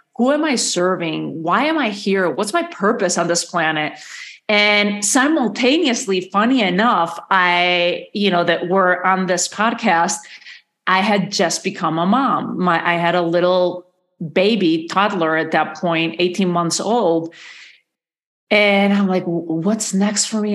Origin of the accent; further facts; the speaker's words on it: Madrid, Community of Madrid, Spain; moved away as an adult; also born or lived in New York / Galicia / Santa Fe, New Mexico; now in United States; I was born and raised in Madrid in the capital.